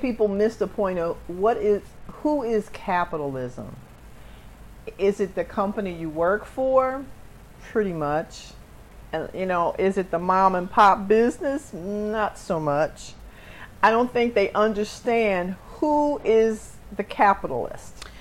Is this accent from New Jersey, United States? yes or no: yes; Camden, New Jersey, United States; I come from Camden, New Jersey